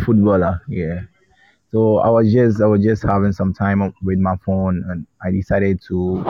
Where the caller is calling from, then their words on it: Ghana; I'm calling from Ghana.